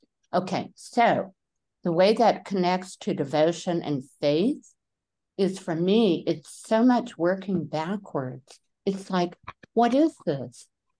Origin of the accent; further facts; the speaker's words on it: Taiwan; When I was growing up in Taiwan, there were many temples that may have been Buddhist temples, they may have been Shinto.